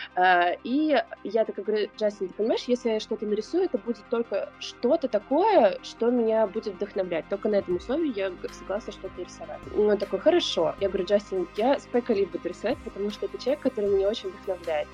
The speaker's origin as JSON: {"language": "Russian", "region": "Saint Petersburg", "country": "Russia", "tie": "born or raised there", "also_born_or_lived": "California", "moved": "yes", "lives_now": "Hawaii, United States", "said": "я из Петербурга, из семьи, которая очень связана с искусством"}